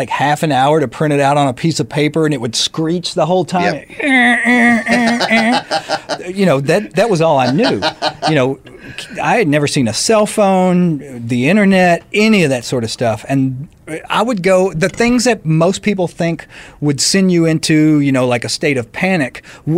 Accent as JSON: {"language": "English", "region": "Arkansas", "country": "United States", "moved": "yes", "said": "I come from Arkansas. When I was born, my mother was 16 and my father was 17"}